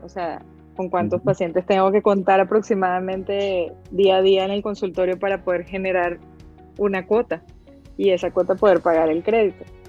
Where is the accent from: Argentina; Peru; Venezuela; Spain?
Venezuela; Caracas, Capital District; moved away as an adult; also born or lived in Italy; now in Guadalajara, Mexico; soy venezolana de corazón. Me crié en Caracas, en la capital, un lugar maravilloso